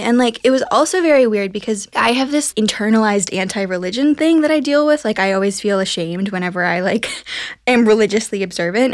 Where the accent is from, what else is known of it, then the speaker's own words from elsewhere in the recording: Ohio, United States; now in New York, United States; I'm from Ohio